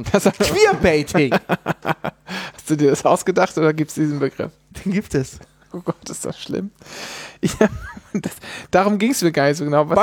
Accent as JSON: {"language": "German", "region": "Bavaria", "country": "Germany", "said": "wie sagt man eigentlich? Ich komme ja aus Bayern. Kann auch sein, dass es Feiland ist?"}